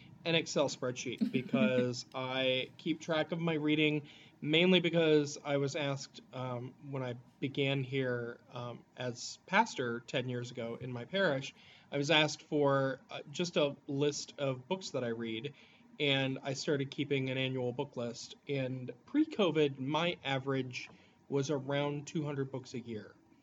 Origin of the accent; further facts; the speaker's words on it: Appalachia, Ohio, United States; I am Appalachian to the core. I have grown up in Appalachia, born and raised